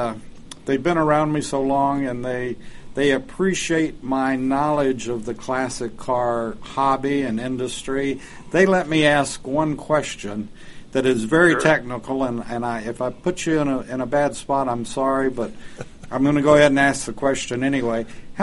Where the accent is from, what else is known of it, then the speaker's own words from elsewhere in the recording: Southwest, United States; moved away; I'm from the Southwest, and I'm been to Carlsbad many